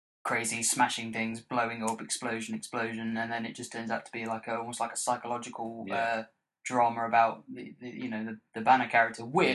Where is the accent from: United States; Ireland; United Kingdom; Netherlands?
United Kingdom; It's a part of being British.